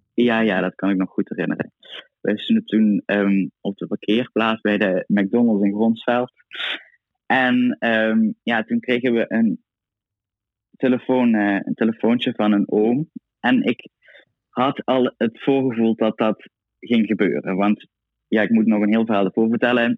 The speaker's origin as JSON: {"language": "Dutch", "town": "Itteren", "region": "Limburg", "country": "Netherlands", "said": "Ik kom uit Itteren, dorpje naast Maastricht"}